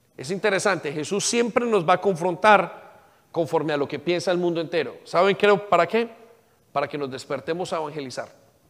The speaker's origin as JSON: {"language": "Spanish", "country": "Colombia", "moved": "yes", "lives_now": "England"}